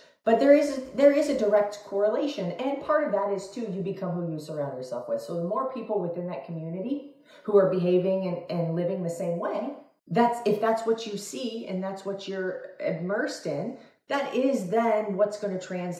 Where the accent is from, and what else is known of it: Italy; English is a second language